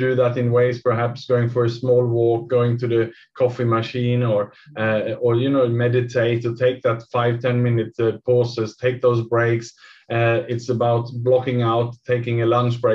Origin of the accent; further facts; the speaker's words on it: Sweden; now in Singapore; I'm from Sweden myself